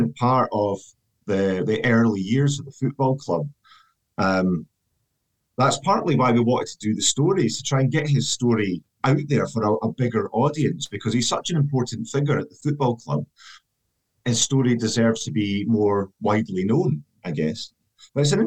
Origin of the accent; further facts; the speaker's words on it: Scotland, United Kingdom; growing up in Scotland